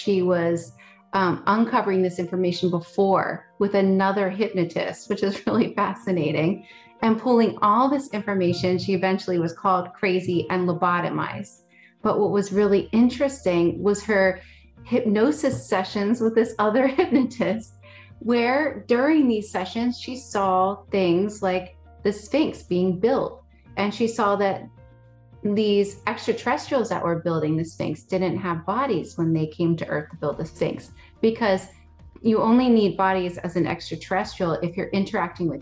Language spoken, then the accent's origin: English; United States; I was born in the States, but my family comes from Russia and Scotland